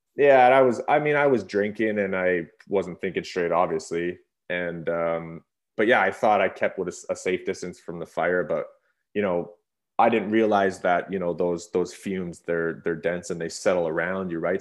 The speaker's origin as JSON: {"language": "English", "town": "Revelstoke", "region": "British Columbia", "country": "Canada", "tie": "born or raised there", "said": "I grew up in Revelstoke as a small town"}